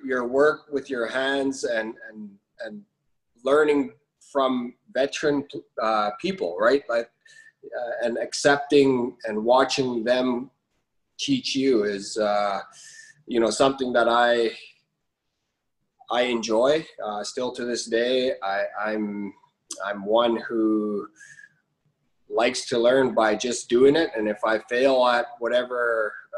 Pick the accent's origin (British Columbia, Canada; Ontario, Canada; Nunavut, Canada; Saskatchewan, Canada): Nunavut, Canada; moved away; growing up in Nunavut, right? 10 months of the year, it's winter